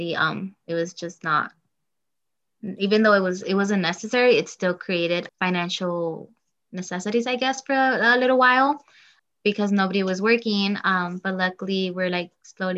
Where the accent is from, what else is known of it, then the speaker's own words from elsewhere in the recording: Oxnard, California, United States; I was born and raised in Oxnard, California